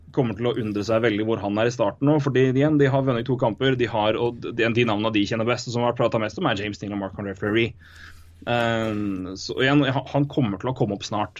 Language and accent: Norwegian; Elverum, Innlandet, Norway; accent: thick L; Jeg er fortsatt fra Elverum. Tjukk L er fint.